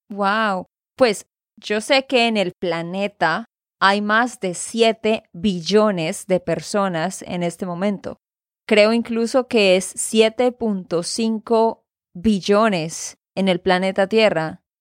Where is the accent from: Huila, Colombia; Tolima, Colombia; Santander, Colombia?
Santander, Colombia; de Santander, Colombia